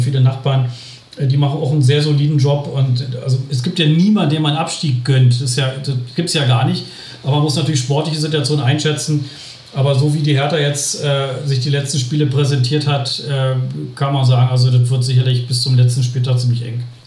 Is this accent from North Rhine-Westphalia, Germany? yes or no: no; Berlin, Germany; now in Bielefeld area, Germany; als Berliner